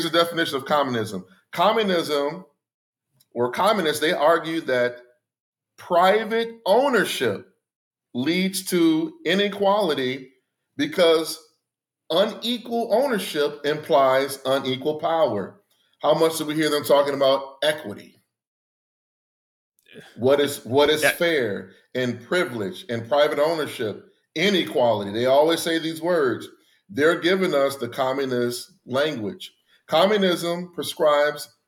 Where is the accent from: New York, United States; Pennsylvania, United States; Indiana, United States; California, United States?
Indiana, United States; Gary; growing up in Gary